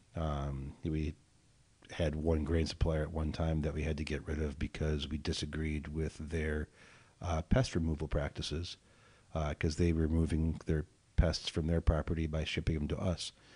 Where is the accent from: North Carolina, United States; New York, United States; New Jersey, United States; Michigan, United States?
Michigan, United States; Southwest; also born or lived in Oak Park, Illinois / California; now in Evanston, United States; I was born in Oak Park, but I grew up in Southwest Michigan, uh, lived in California for a hot minute, and then moved here in ninety-three